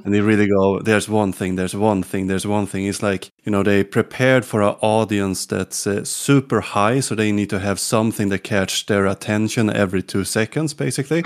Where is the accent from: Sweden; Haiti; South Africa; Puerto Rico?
Sweden; English is a second language; also born or lived in Gotland; from Sweden